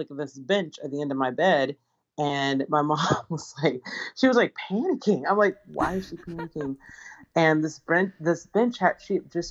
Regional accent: Atlanta, Georgia, United States; also born or lived in Los Angeles, California; So I was born in Los Angeles, California, and I was raised in Atlanta, Georgia, in a very, very creative home.

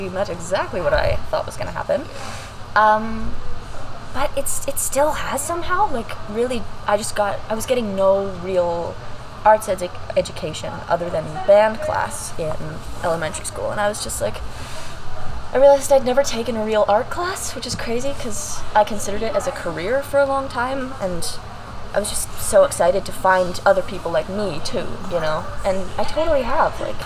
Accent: Kingsville, Ontario, Canada; I come from Kingsville

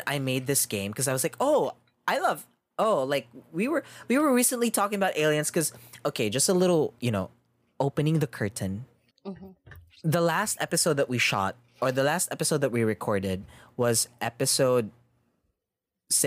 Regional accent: Australia; I'm Australian

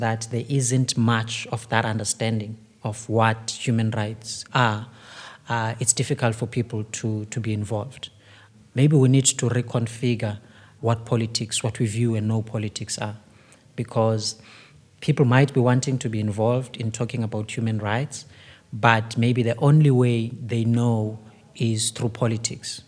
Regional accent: Cape Town, Western Cape, South Africa; I come from Kailicha

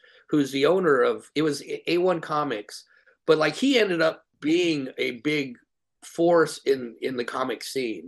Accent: North Highlands, California, United States; I grew up in North Highlands

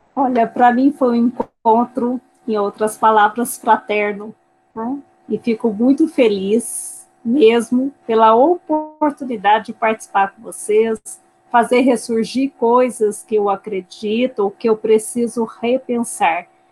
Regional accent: Brazil; also born or lived in Minas Gerais; como brasileiros

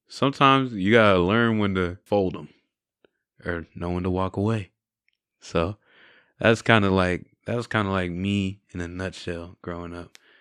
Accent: San Angelo, Texas, United States; I really like growing up in San Angelo. I have good friends, good family here

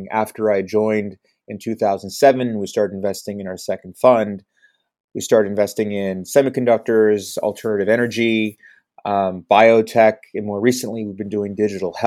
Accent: Bay Area, California, United States; also born or lived in Detroit; I grew up in the Bay Area

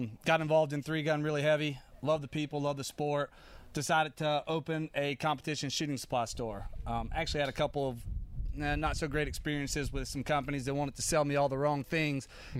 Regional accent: Charlotte, North Carolina, United States; I actually grew up in Charlotte there my whole life, with the exception of some time being deployed and stuff.

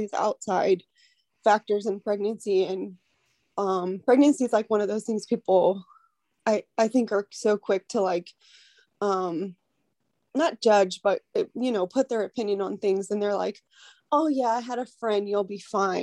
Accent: United States; I am American.

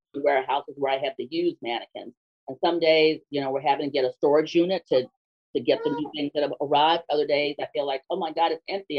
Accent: Los Angeles, California, United States; I grew up in Los Angeles

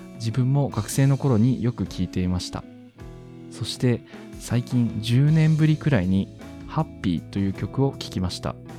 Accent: Miyazaki, Japan; 私の地元宮崎

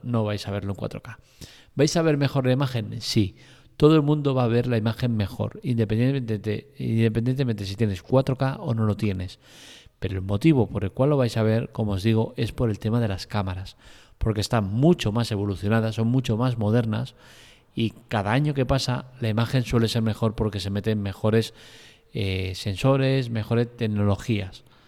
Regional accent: Spain; soy español

